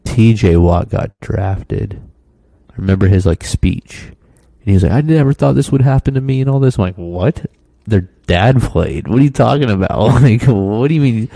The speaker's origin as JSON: {"language": "English", "region": "Florida", "country": "United States", "moved": "yes", "said": "I'm from Florida, the flattest state"}